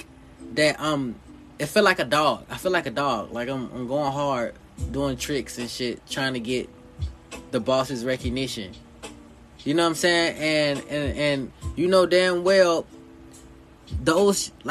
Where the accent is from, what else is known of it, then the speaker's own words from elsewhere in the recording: the South, United States; I'm born in the South. Southern people have a little different disposition than North people